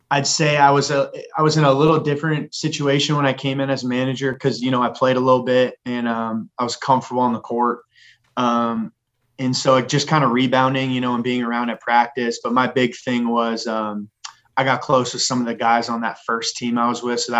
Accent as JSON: {"language": "English", "town": "Manhattan Beach", "region": "California", "country": "United States", "tie": "born or raised there", "also_born_or_lived": "Phoenix, Arizona / Arizona / Texas", "said": "that's why i call manhattan beach my hometown"}